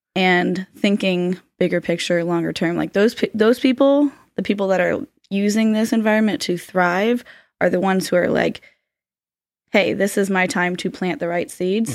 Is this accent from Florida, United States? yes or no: yes; Florida, United States; I'm from Florida, born and raised